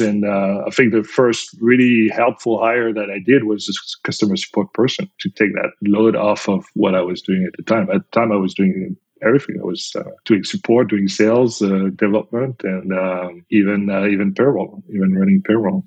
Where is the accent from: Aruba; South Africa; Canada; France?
France; accent: French; English is a second language; moved away as an adult; now in United States; I'm originally from France, as you can probably tell with my accent